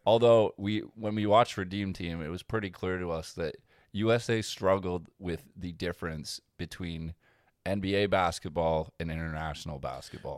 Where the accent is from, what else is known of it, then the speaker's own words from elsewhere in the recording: Canada; as a Canadian